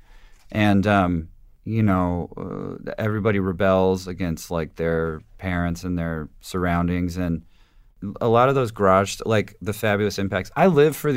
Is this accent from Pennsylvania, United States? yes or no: no; Huntington Beach, California, United States; also born or lived in Santa Ana, California; I grew up in Huntington Beach. I was born in Santa Ana.